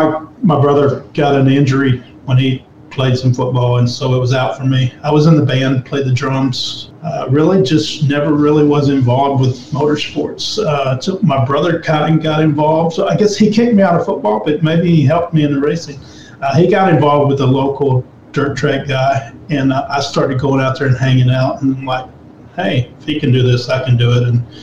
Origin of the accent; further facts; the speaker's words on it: Texas, United States; Yeah, didn't really grow up around racing. You know, we went to the local dirt track every once in a while.